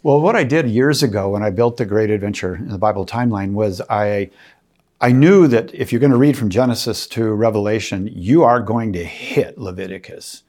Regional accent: Minnesota, United States; I grew up in the Min-, in Minnesota, and we, uh, were Catholic

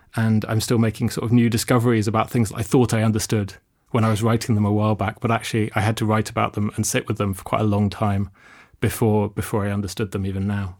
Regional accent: London, United Kingdom; I grew up in London.

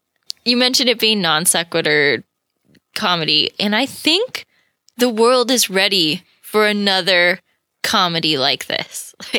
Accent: California, United States; growing up in California where it wasn't really a thing. And then we'd go visit my family in Michigan

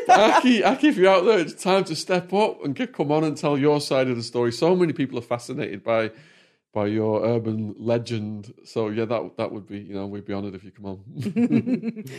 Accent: Widnes, North West England, United Kingdom; moved away as an adult; also born or lived in United States; my hometown

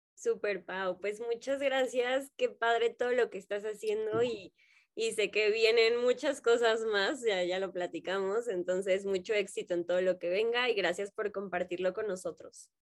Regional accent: Mexico; en México siento que somos personas como con mucho tacto

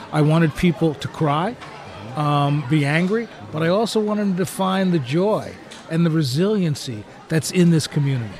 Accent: New Jersey, United States; moved away; also born or lived in Chicago; Growing up in New Jersey

